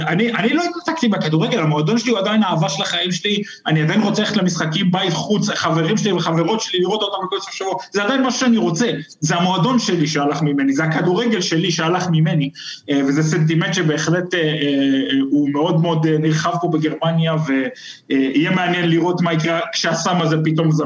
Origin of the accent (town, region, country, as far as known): Israel; now in Germany